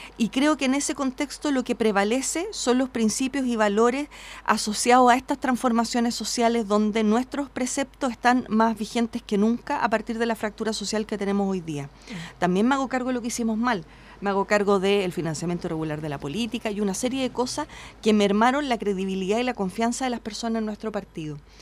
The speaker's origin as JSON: {"language": "Spanish", "town": "Independencia", "region": "Santiago Metropolitan Region", "country": "Chile", "tie": "born or raised there", "said": "yo nací en Independencia, me crié allí."}